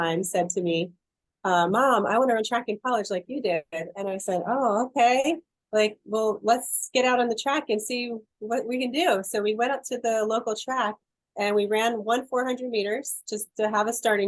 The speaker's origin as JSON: {"language": "English", "region": "New York", "country": "United States", "tie": "born or raised there", "said": "I grew up in New York"}